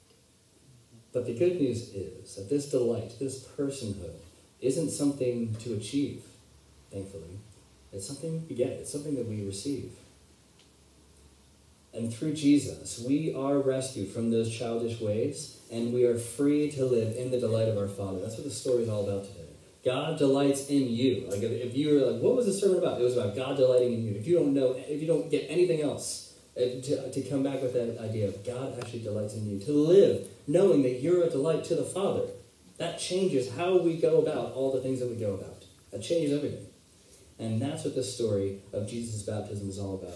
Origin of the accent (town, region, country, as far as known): United States